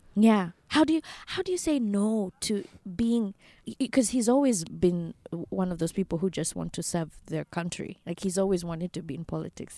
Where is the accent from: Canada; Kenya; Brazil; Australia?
Kenya; moved away as an adult; now in United States; as a Kenyan